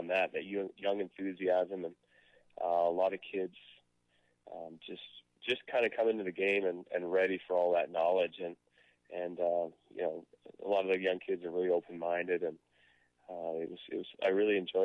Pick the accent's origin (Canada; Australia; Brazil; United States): Canada; being a Canadian player